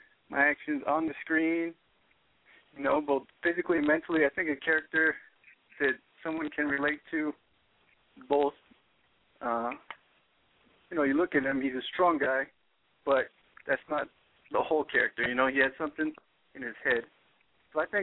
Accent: Seattle, Washington, United States; now in Miami, United States; growing up in Seattle

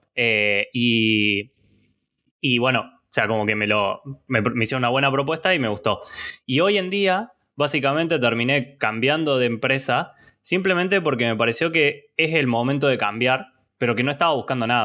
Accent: Córdoba, Argentina; soy de Córdoba

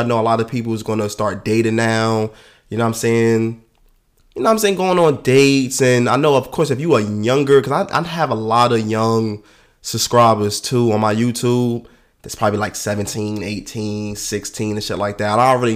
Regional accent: New York, United States; New York. So, in my hometown

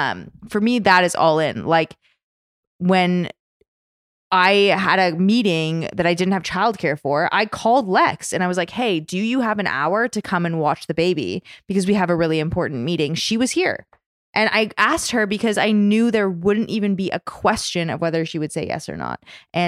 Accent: Canada; I'm the token all, Canadian.

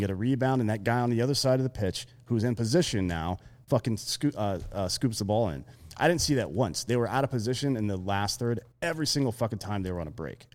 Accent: South Carolina, United States; now in Austin, United States; I grew up in fucking South Carolina

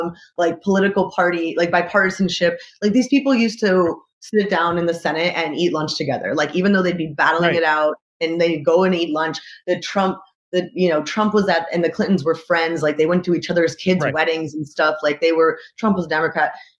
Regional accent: United States; moved away as an adult; now in Montreal, Canada; So I'm an American

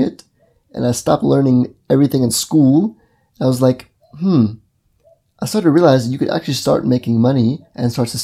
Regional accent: Mississippi, United States; moved away; also born or lived in Brazil; I grew up in the United States of America in Mississippi

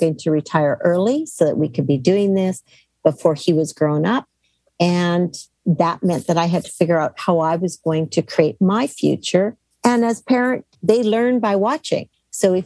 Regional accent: Canada; moved away as an adult; now in United States; I grew up in Canada and then I took a job in the United States when I was almost 40

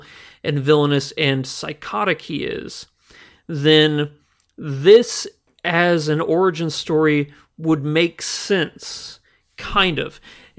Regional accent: the Ozarks, United States; I mean, growing up in the Ozarks, I remember.

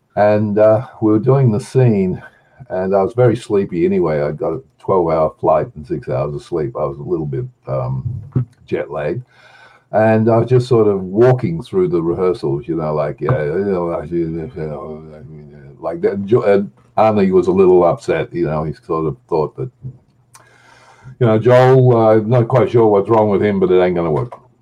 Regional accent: Australia; I'm an Australian.

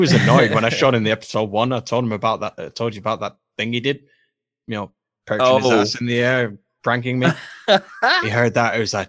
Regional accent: England, United Kingdom; No, man, I'm from England.

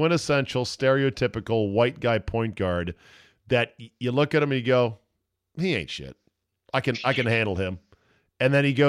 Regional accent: the Commonwealth, Virginia, United States; I'm from the Commonwealth.

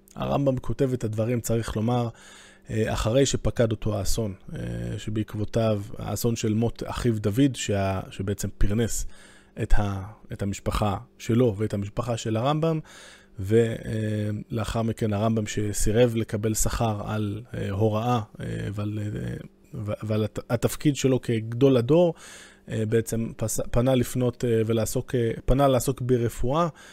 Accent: Jerusalem, Jerusalem District, Israel; אני בתור ירושלמי

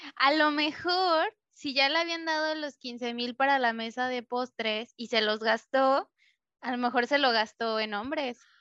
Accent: Mexico; yo soy mexicana

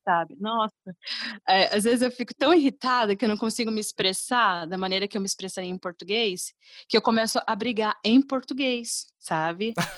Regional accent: Brazil; now in Dublin, Ireland; no caso nosso no Brasil

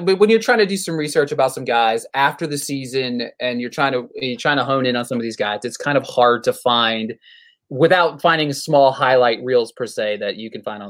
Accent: Pennsylvania, United States; now in Nashville, United States; I'm from Pennsylvania

